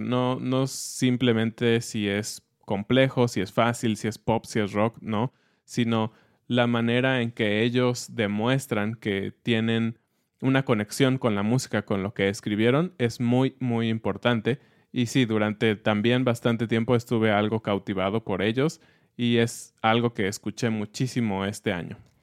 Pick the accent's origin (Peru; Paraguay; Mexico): Mexico; como mexicanos